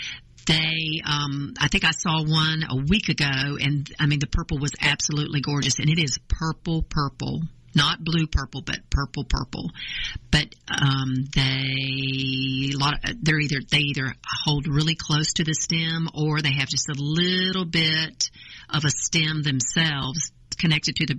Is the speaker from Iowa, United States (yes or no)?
no; North Carolina, United States; now in Georgia, United States; I'm originally from North Carolina, which this is where I acquired this charming accent, and I've lived in Georgia since 1982.